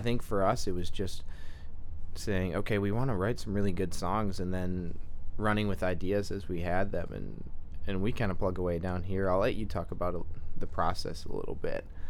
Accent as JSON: {"language": "English", "town": "Freeland", "region": "Michigan", "country": "United States", "also_born_or_lived": "Saginaw, Michigan", "said": "I'm from the great city of Freeland, Michigan"}